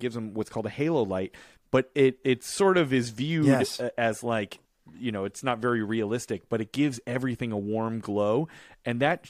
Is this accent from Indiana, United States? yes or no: no; Chicago, Illinois, United States; When I was growing up in Chicago, I went to a church called Grace Lutheran Church.